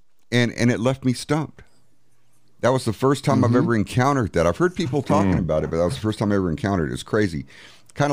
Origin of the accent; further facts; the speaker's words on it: San Antonio, Texas, United States; I'm from San Antonio.